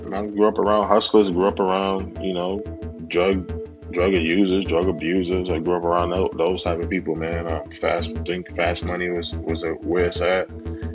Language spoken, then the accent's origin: English; Yonkers, New York, United States; I grew up in Yonkers, New York, man, in a municipal housing project